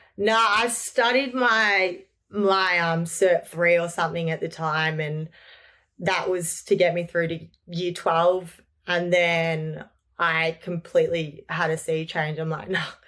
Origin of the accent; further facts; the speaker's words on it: Lilydale, Victoria, Australia; I grew up in Lilydale, Victoria with my beautiful family